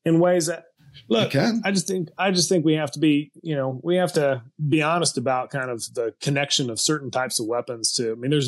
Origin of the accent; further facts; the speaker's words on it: the South, United States; Maybe that's actually because I'm from the South and because when we've seen kind of like government tyranny in American history in the South